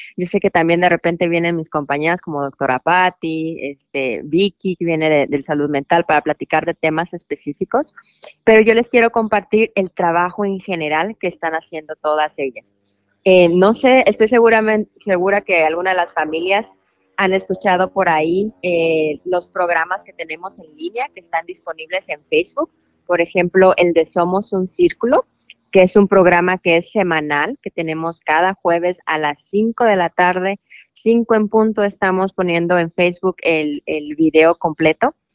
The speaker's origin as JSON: {"language": "Spanish", "country": "Mexico", "tie": "born or raised there", "moved": "yes", "lives_now": "Louisville, United States", "said": "yo nací y me crié en México"}